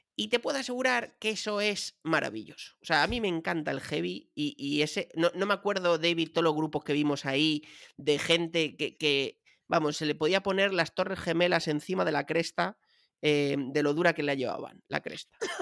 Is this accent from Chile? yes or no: no; Madrid, Community of Madrid, Spain; yo soy un tío de Chamberí, de la calle Luchana